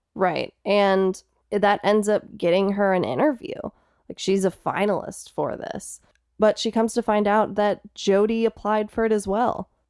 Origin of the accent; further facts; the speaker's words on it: Streamwood, Illinois, United States; I actually grew up in Streamwood.